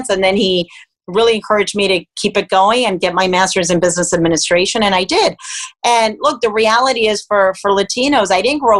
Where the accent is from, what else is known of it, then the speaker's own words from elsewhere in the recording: Miami, Florida, United States; also born or lived in Cuba; And so I ended up growing up in Miami, Florida that's actually where I went to school, but I was raised by a single mom um, with a brother and a sister.